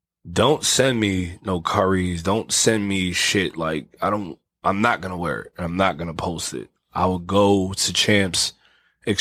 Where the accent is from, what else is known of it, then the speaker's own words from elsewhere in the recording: New York City, New York, United States; I'm from the Bronx.